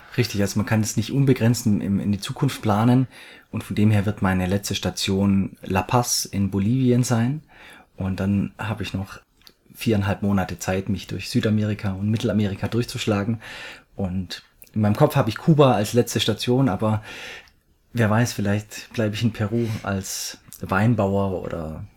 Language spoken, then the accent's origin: German; near Stuttgart, Swabia, Baden-Württemberg, Germany; accent: Swabian; komme aus der Richtung Stuttgart, also ich bin ein Schwabe. Ich hoffe, ihr seht mir meinen Dialekt, meinen Schwäbischen, meinen leichten Einschlag nach.